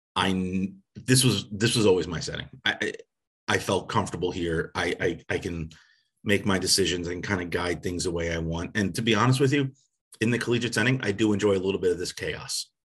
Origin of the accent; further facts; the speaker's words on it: Long Island, New York, United States; moved away; where I grew up on Long Island, New York